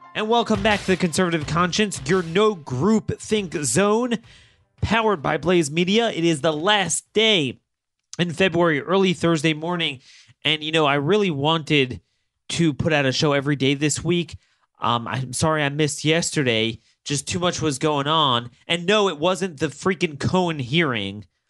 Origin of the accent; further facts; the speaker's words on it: Maryland, United States; my home state of Maryland